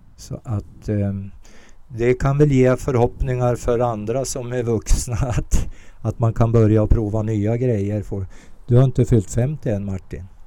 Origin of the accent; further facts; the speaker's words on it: Ope, Jämtland, Sweden; also born or lived in Småland / Västerbotten; jag växte upp i en järnvägsstation i Ope